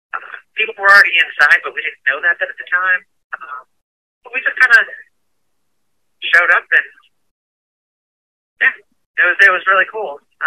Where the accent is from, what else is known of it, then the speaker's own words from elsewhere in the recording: New York, United States; born there; also born or lived in Ohio; I was born in New York, went to Ohio, went to Army, deployed to Afghanistan.